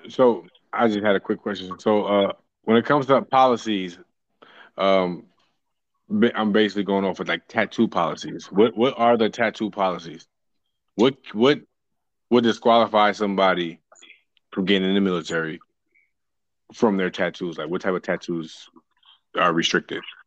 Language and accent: English; New Jersey, United States; now in San Diego, United States; I am from New Jersey